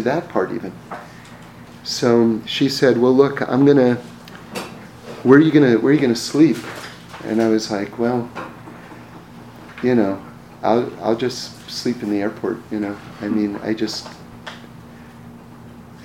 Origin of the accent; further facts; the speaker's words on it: New York, United States; growing up in New York and hearing stories